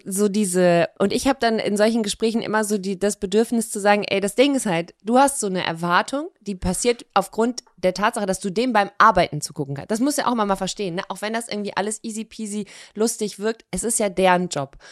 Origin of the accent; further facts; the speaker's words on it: Cologne, North Rhine-Westphalia, Germany; moved away as an adult; also born or lived in Hamburg; now in Cologne, Germany; Ich komme ja aus Köln, also ich bin ja quasi da im Umland geboren